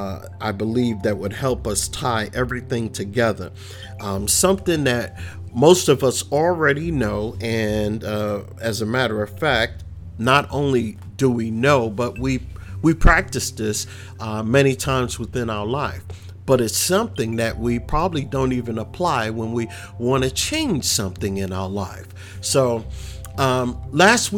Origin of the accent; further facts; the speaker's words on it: New York City, New York, United States; also born or lived in Queens, New York; growing up in the Bronx